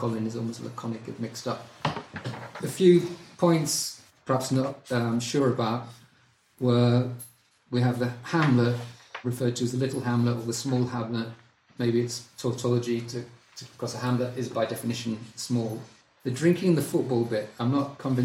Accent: United Kingdom; moved away; as a Brit who's lived there

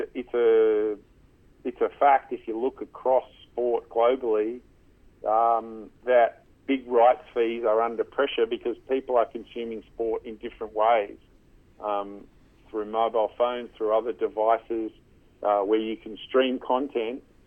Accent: Canberra, Australian Capital Territory, Australia; also born or lived in London; I grew up in Canberra

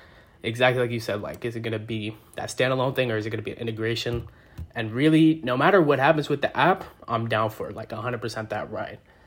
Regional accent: New York City, New York, United States; I'm from Brooklyn too

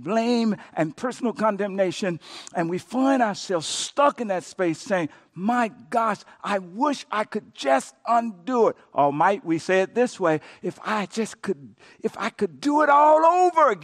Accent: Coushatta, Louisiana, United States; I grew up in Coushatta, Louisiana

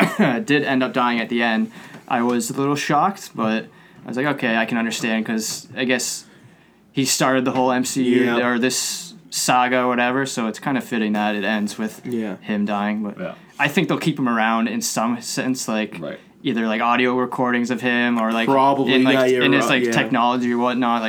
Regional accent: Canada; we're all Canadian.

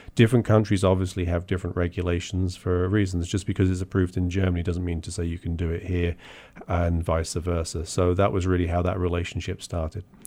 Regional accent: Portsmouth, South East England, United Kingdom; moved away as an adult; also born or lived in University of Bath; now in United States; I grew up in Portsmouth

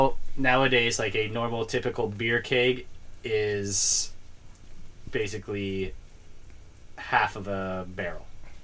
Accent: Idaho, United States; Dude, we're from Idaho, dude.

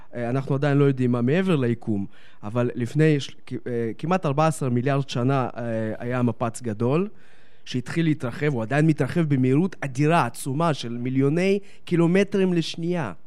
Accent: Netanya, Central District, Israel; also born or lived in Donetsk, Ukraine (Soviet Union); הגעתי לארץ

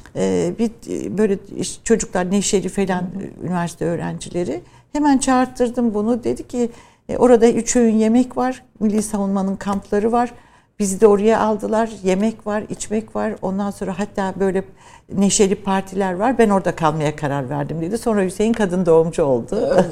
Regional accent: Ankara, Turkey; also born or lived in Trabzon / Birmingham, United Kingdom; Memleketim olması benim için önemliydi ama ben tabii daha çok Ankara'da büyüdüm. İşte eğitim, ilkokul, ortaokul, liseyi Ankara'da.

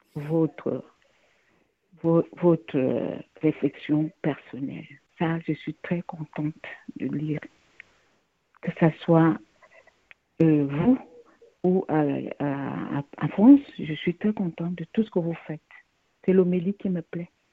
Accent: Cameroon; Je suis une Camerounaise

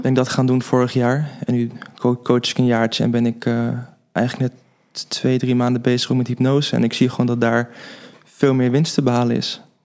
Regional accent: Den Helder, North Holland, Netherlands; moved away as an adult; also born or lived in Zwolle; now in Haarlem, Netherlands; woon in Haarlem, maar ik ben opgegroeid in Den Helder

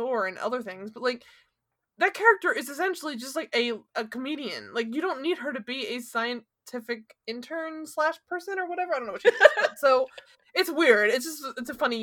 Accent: Philadelphia, Pennsylvania, United States; we're both from Philly.

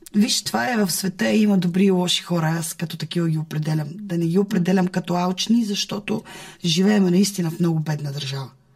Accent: Bulgaria; аз като една българка от ромски происход, много обичаща държавата си

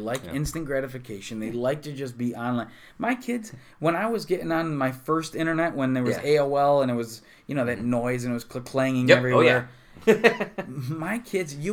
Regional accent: Utica, New York, United States; I'm from East Utica

